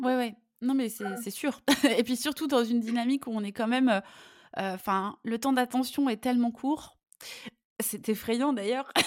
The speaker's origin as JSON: {"language": "French", "town": "Lyon", "region": "Auvergne-Rhône-Alpes", "country": "France", "also_born_or_lived": "Italy", "moved": "as an adult", "said": "je suis lyonnaise et je suis passionnée par ma ville"}